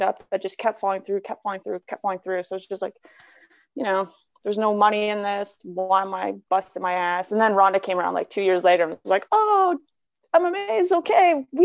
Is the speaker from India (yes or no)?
no; Canada; as a Canadian